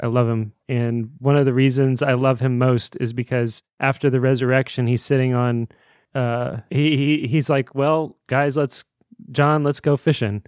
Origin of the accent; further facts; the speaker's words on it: Indiana, United States; the city that we grew up in.